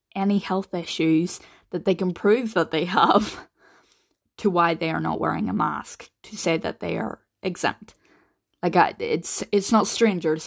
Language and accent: English; Northern Ireland, United Kingdom; I'm only from Northern Ireland